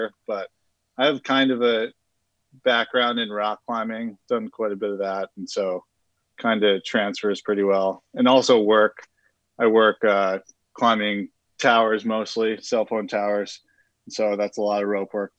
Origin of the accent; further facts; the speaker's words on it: Lake George, New York, United States; also born or lived in Utah / New Hampshire; I grew up ski racing, actually, at a small mountain called West Mountain, close to my hometown of Lake George